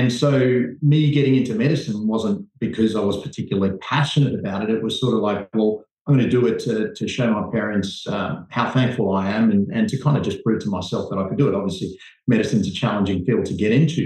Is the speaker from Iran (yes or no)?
no; New Zealand; moved away as an adult; also born or lived in Jaffna, Sri Lanka / Nigeria / Zimbabwe; now in Sydney, Australia; I grew up in New Zealand, trained, did all my medical training there, and then moved over to Australia as a 21-year-old junior doctor. And I've been here 20 years.